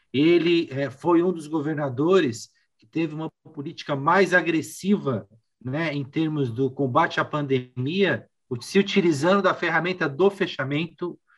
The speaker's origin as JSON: {"language": "Portuguese", "region": "São Paulo", "country": "Brazil", "said": "e aí é, falo isso como paulistano"}